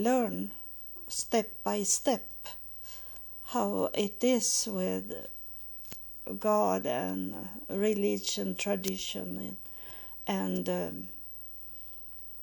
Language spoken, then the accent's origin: English; Sweden; English is a second language; moved away as an adult; also born or lived in United States; to go back to my home country, Sweden